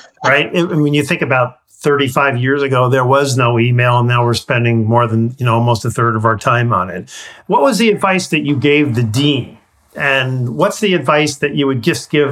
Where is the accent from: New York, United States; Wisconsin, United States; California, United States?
California, United States; being a Californian